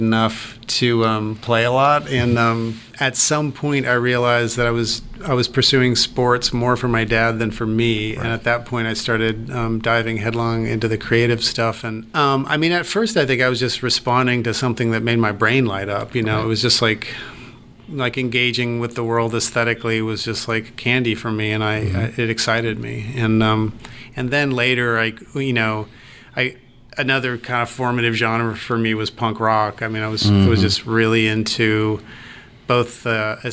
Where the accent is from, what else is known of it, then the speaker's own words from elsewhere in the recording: California, United States; also born or lived in New York City; now in Savannah, United States; I was born and raised in California